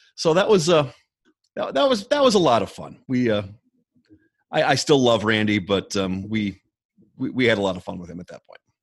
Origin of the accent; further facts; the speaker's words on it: Minneapolis St. Paul area, Minnesota, United States; now in Locust, United States; I grew up in the Minneapolis St. Paul area of uh, Minnesota and uh, now live in rural North Carolina in a town called Locust.